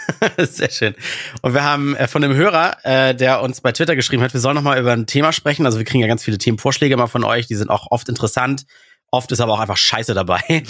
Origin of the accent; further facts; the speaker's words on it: Russia; moved away; Ich komme aus Russland